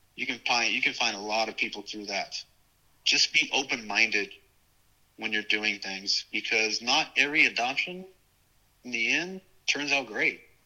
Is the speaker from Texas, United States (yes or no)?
yes; Dallas, Texas, United States; also born or lived in Corpus Christi, Texas / New Orleans, Louisiana; he got transferred to Dallas